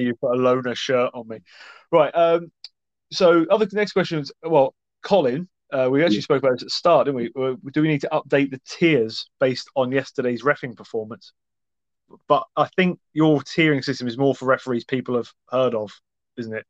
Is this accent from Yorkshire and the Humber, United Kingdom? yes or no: no; Scotland, United Kingdom; as a Scotsman